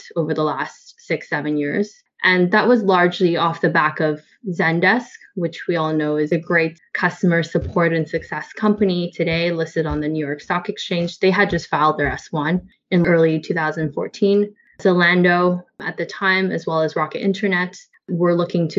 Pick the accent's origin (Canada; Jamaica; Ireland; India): Canada; moved away; I'm actually Canadian, in case you're wondering where the accent is from